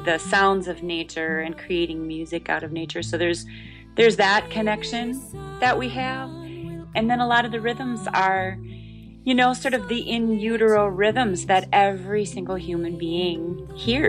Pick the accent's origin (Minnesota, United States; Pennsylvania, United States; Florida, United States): Minnesota, United States; I grew up in Minnesota